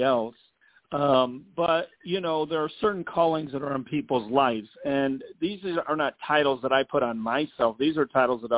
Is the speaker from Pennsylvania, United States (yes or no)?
no; Chicago, Illinois, United States; moved away as an adult; also born or lived in Dallas, Texas / Indiana / California; now in Rancho Cucamonga, United States; I'm from Chicago, Illinois. That's where I was born and I was raised